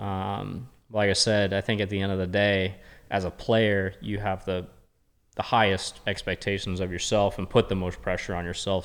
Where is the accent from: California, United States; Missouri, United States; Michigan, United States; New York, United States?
California, United States; Murrieta; born or raised there